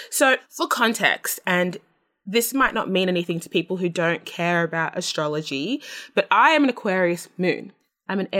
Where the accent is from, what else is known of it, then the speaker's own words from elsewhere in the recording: Australia; I'm Australian. That's what I know.